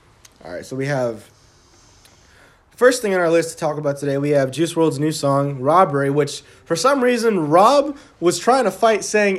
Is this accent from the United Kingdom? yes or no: yes; England, United Kingdom; So yeah, I'm from England.